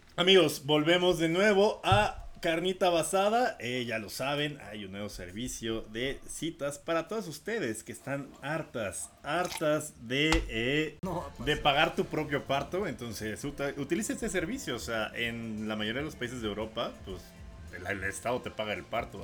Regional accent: Mexico

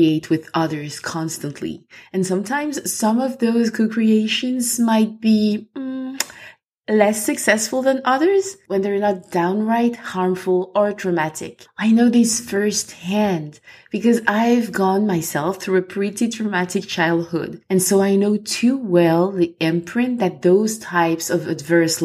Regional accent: Côte d’Ivoire; accent: French; English is a second language; also born or lived in France; now in Ireland; I am French, as you can or will probably hear from my accent, and I'm originally from Ivory Coast

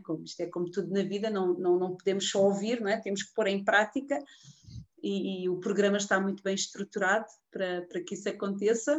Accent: Portugal; also born or lived in Queluz; eu sou aqui de Portugal, sou, moro aqui em Queluz

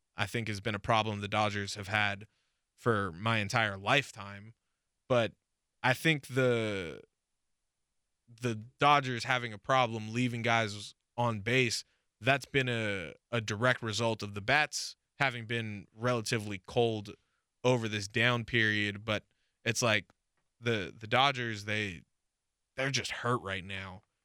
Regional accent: West Coast, United States; we grew up on the West Coast

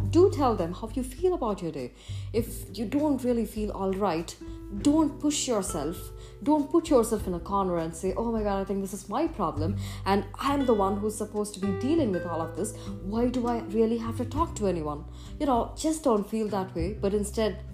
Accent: Chennai, Tamil Nadu, India; moved away as an adult; I was very much homebound as far as I was in my hometown, Chennai, India

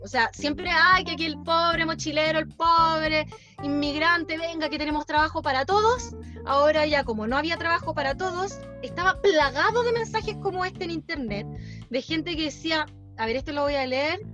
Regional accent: Chile; moved away as an adult; now in Australia; Yo llegué a Australia de vuelta de Chile a mediados de febrero

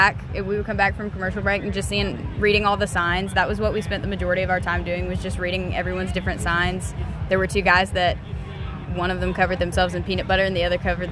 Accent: Spartanburg, South Carolina, United States; I'm from Spartanburg, South Carolina.

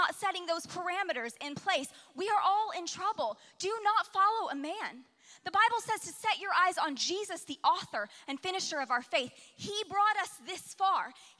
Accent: Alaska, United States; now in Oklahoma, United States; I spent the majority of my formative years growing up in Alaska

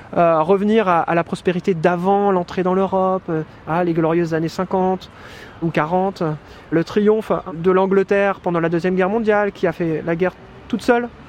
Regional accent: France; moved away as an adult; now in Cambridge, United Kingdom; en tant que Français

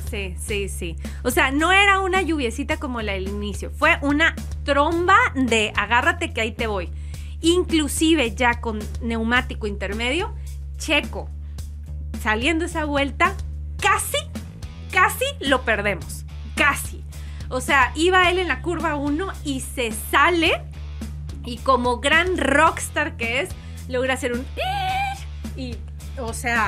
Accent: northern Mexico, Mexico; soy norteña

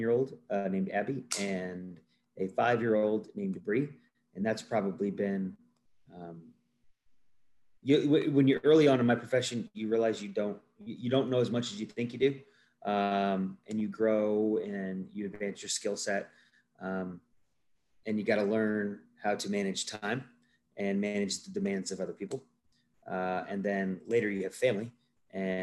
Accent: Northwest Ohio, United States; moved away as an adult; also born or lived in Upland, Indiana; I am originally from Northwest Ohio. I grew up in a small, little country town.

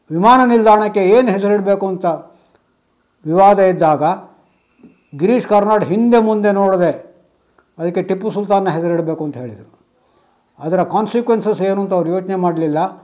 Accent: Udupi district, Karnataka, India; ನಮ್ಮ ಉಡುಪಿ ಜಿಲ್ಲೆಯ

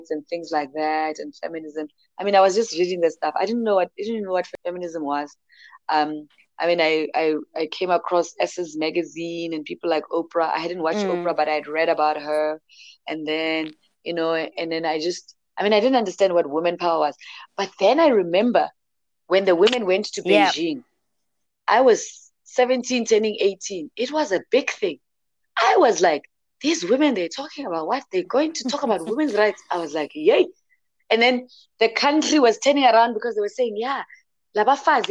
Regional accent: Bushbuckridge, Limpopo, South Africa; I'm from Limpopo and Bushbuckridge

